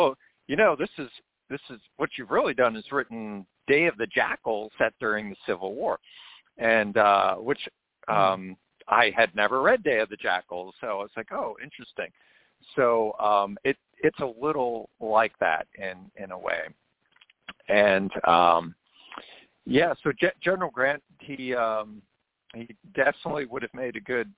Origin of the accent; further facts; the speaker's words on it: Maryland, United States; where I grew up in Maryland, there were still folks around. Now, I grew up in a rural area